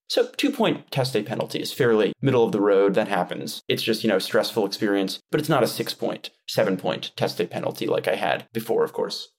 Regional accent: Westchester County, New York, United States; moved away as an adult; also born or lived in Washington, D.C.; now in Taiwan; I'm from New York, born and raised in Westchester County. I lived in New York my entire life

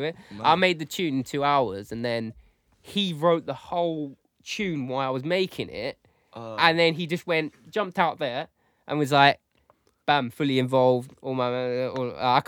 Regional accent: United Kingdom; we're from Essex, East London

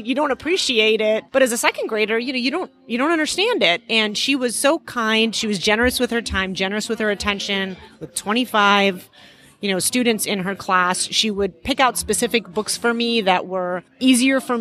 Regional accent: Chicago, Illinois, United States; English is a second language; also born or lived in Iran; So we immigrated to the U.S. when I was halfway through first grade. And my parents, we moved to Chicago

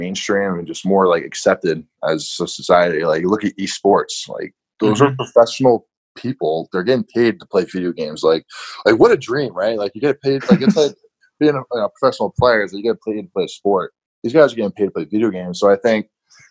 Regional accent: New England, United States; growing up in New England

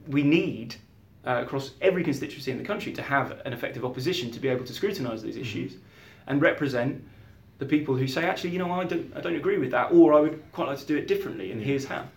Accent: Beaconsfield, South East England, United Kingdom; also born or lived in Cairo; I grew up in Beaconsfield and I lived briefly abroad. So I lived in Cairo for 3 years.

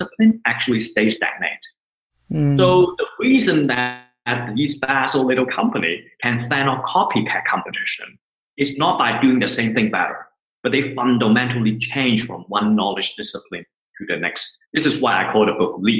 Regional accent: Hong Kong; moved away as an adult; now in Switzerland; I was born and raised in Hong Kong

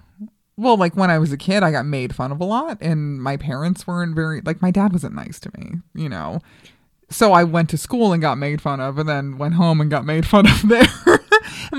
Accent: New York, United States; I was born in New York

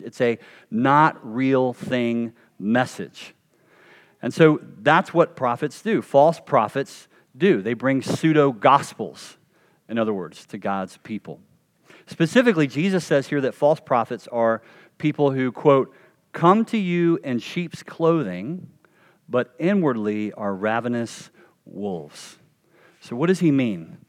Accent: North Carolina, United States; a kid growing up in North Carolina

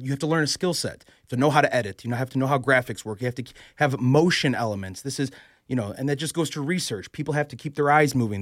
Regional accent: Chicago, Illinois, United States; moved away as an adult; now in Philadelphia, United States; I'm born and raised in Chicago, right? I moved out here two years ago, so I'm I'm from Chicago

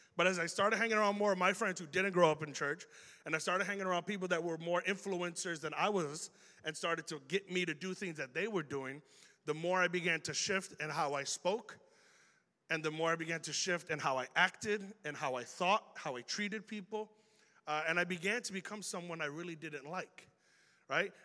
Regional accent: Chicago, Illinois, United States; accent: Chicago; we have an accent here in Chicago

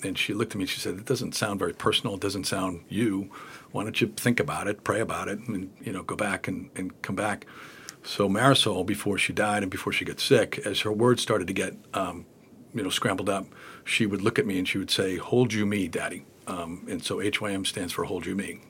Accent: Boston, Massachusetts, United States; I've been here, uh, in Boston all my life.

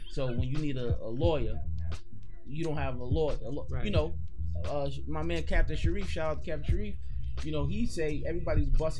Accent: United States; We're American.

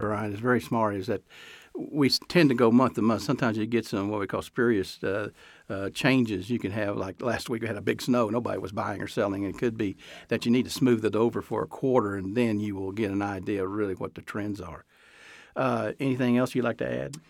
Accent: Texas, United States; now in Reno, United States; I grew up in Texas

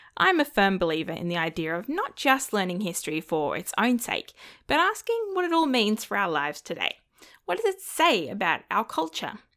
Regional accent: Australia

